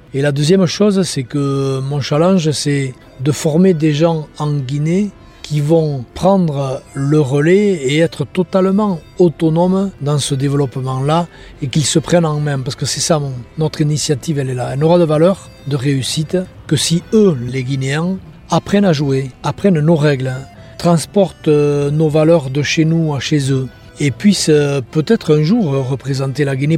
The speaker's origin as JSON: {"language": "French", "town": "Mauléon-Licharre", "region": "Nouvelle-Aquitaine", "country": "France", "tie": "born or raised there", "said": "je suis natif de Moléon"}